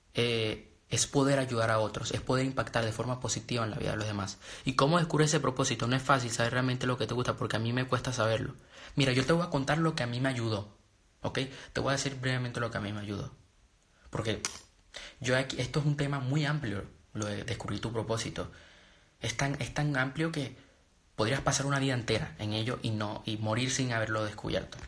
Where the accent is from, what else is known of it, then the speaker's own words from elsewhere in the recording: Venezuela; also born or lived in Panama; now in Spain; Yo nací en Venezuela, pero vivo en España. Y viví en Panamá